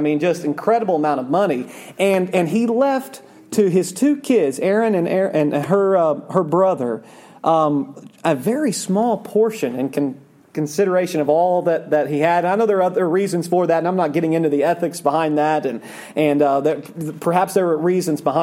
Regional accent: Oklahoma, United States; I grew up in Oklahoma. I grew up in a city

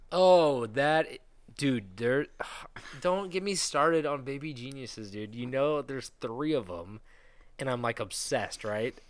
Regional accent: United States; Americans are fat. We're all fat

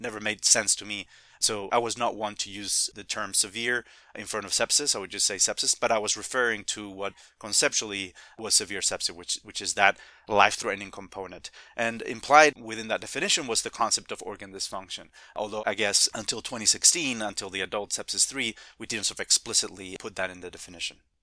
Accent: Spain; now in Midwest, United States; I'm originally from Spain

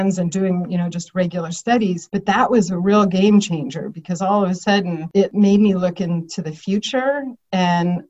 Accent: Bay Area, Morgan Hill, California, United States; also born or lived in East Coast; we came out to the Bay Area before I started grade school. My dad worked for IBM. I've been moved. So we came out here. And when I was about 11, we moved to Morgan Hill, just south of San Jose. And that was really a nice place to grow up.

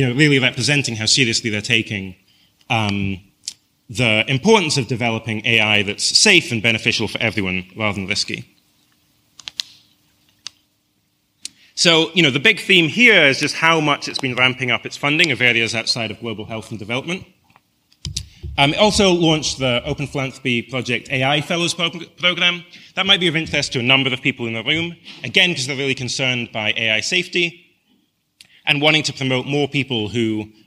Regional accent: Scotland, United Kingdom; I come from Scotland that has a population of 5 million.

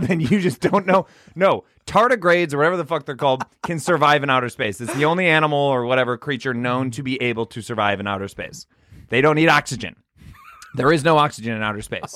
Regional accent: United States; I'm American.

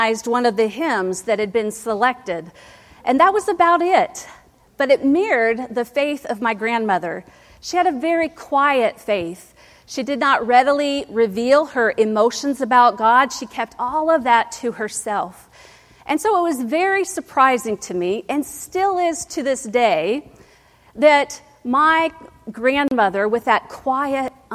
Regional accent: Ohio, United States; moved away; growing up in Ohio

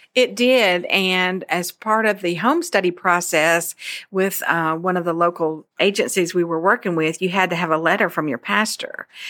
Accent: Memphis, Tennessee, United States; I'm from Memphis, Tennessee

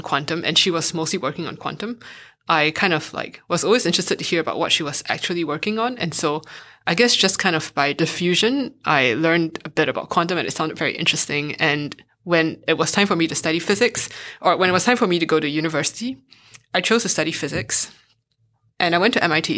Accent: Singapore; moved away as an adult; also born or lived in United States; now in Berlin, Germany; I went to a math and science high school when I was growing up in Singapore

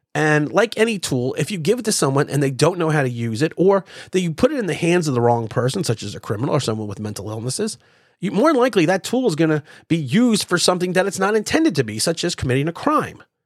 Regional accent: United States; we, as Americans

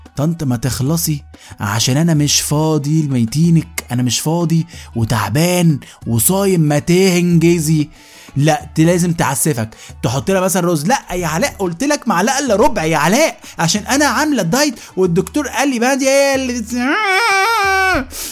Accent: Egypt; احنا كمصريين

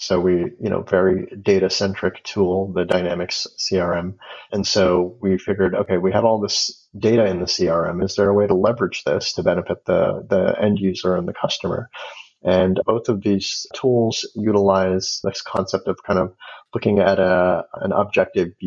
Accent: Los Angeles, California, United States; now in Seattle, United States; I grew up in Los Angeles

